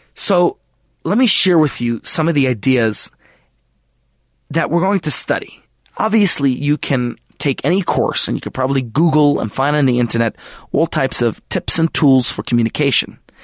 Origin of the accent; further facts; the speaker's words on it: United States; now in South Africa; as an American